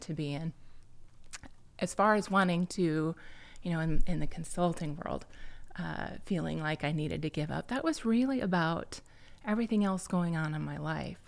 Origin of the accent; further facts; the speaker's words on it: Bettendorf, Iowa, United States; I'm an Iowa native. Uh, I was raised in the Quad Cities